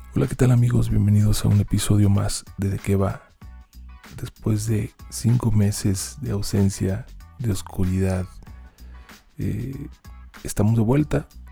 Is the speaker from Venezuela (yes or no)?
no; Mexico; nuestra realidad como mexicanos